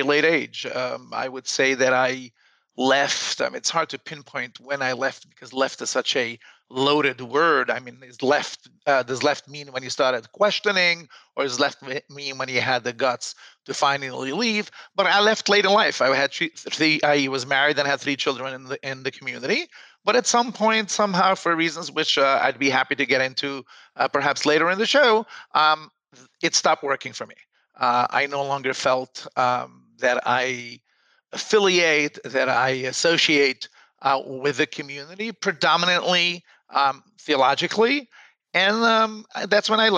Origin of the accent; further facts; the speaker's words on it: New York City, New York, United States; I grew up in Williamsburg in the Satmar community